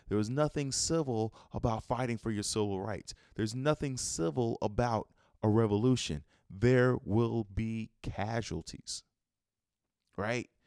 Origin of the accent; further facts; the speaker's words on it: Chicago, Illinois, United States; I'm from Chicago